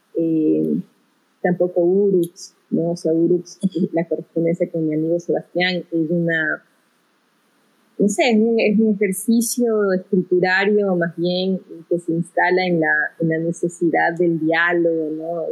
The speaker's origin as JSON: {"language": "Spanish", "town": "Quito", "region": "Pichincha", "country": "Ecuador", "tie": "born or raised there", "also_born_or_lived": "Guayaquil / Brazil", "said": "me crié en Quito, llegué a Quito a los cuatro años, después de una estancia en Brasil de dos años"}